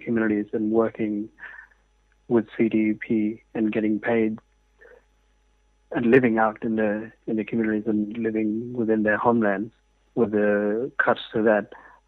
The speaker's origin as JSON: {"language": "English", "area": "south of Broome", "region": "Western Australia", "country": "Australia", "tie": "born or raised there", "moved": "yes", "lives_now": "Perth, Australia", "said": "So I grew up in Bunnewool and Bijaranga, which is 180 km south of Broome, and still go back to my homeland. I now live in Perth"}